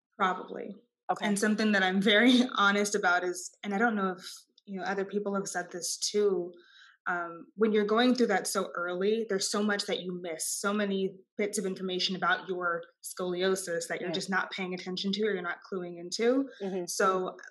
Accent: Austin, Texas, United States; I am a Texan. I was born and raised in Austin, Texas

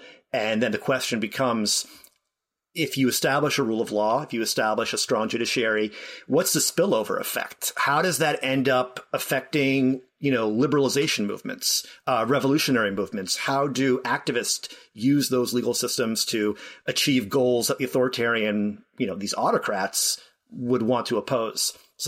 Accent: Boston, Massachusetts, United States; moved away as an adult; now in Canada; I'm from your Boston originally. I came up to Canada for grad school and stuck around because I met a Canadian woman and we have a Canadian baby.

